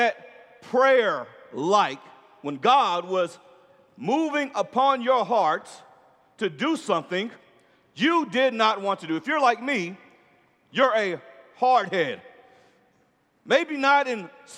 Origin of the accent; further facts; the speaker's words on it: Orlando, Florida, United States; I'm from Orlando